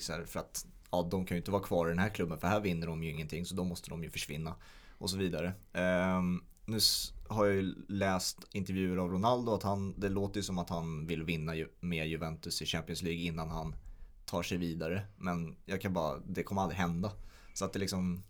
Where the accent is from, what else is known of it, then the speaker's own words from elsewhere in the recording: Sweden; som svensk